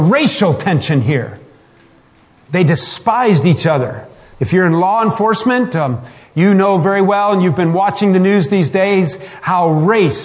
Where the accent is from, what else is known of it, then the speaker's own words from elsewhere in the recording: Michigan, United States; I'm from Michigan